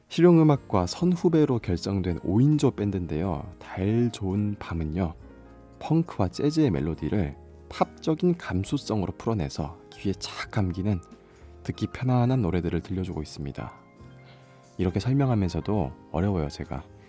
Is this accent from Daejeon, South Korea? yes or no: no; Busan, South Korea; now in Seoul, South Korea; 본가는 부산입니다. 예, 지금 저는 서울 MBC에 있고요